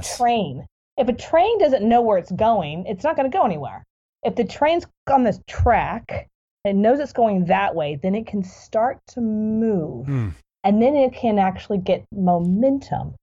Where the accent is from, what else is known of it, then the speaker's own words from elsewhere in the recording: Texas, United States; moved away; also born or lived in Marco Island, Florida; I'm from Texas. I'm kind of coming back home